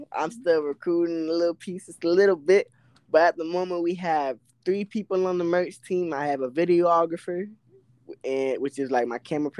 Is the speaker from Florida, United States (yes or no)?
yes; Orlando, Florida, United States; now in Avon Park, United States; Right now, I'm from Orlando, Florida, but right now we are in Hylas County, Avon Park.